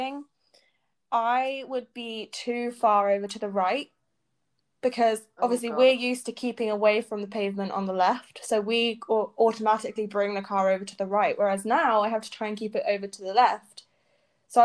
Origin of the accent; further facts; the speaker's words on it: United Kingdom; moved away as an adult; now in United States; the UK, which is where we are from. We are British